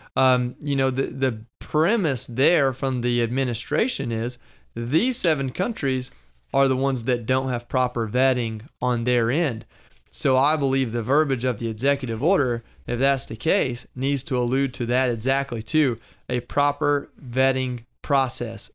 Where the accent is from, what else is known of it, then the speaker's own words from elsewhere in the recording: Georgia, United States; moved away; I'm from Georgia